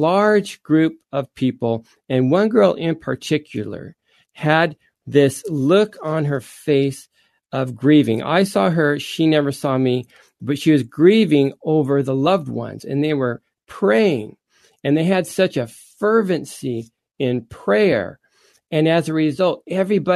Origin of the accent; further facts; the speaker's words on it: Anaheim, California, United States; also born or lived in Stanton, California; we moved from Stanton to Anaheim